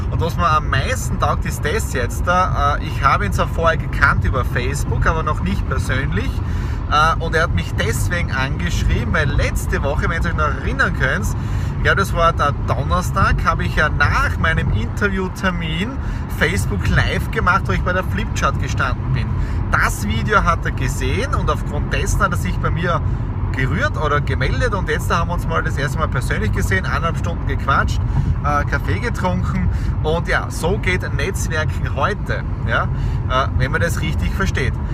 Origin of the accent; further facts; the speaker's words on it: Krobaten, Styria, Austria; Äh, Feuerwehr, kleine Feuerwehr in der Südoststeiermark und es ist mein Heimatdorf, wo ich auch äh, Feuerwehrmitglied bin.